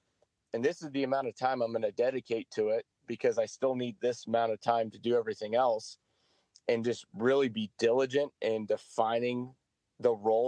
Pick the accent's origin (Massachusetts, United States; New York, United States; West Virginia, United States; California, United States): California, United States; I'm from California and everyone thinks I'm a vegan because I live out here